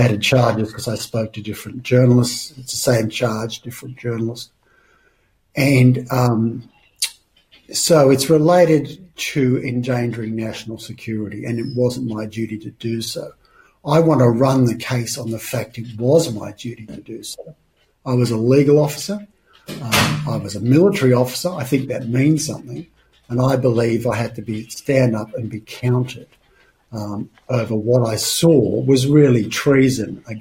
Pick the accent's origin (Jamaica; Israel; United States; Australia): Australia; moved away; also born or lived in United Kingdom; I'm Australian by birth and I came back to Australia